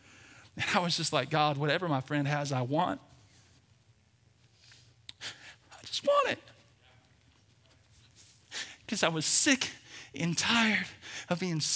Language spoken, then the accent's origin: English; Birmingham, Alabama, United States; born and raised in Birmingham, Alabama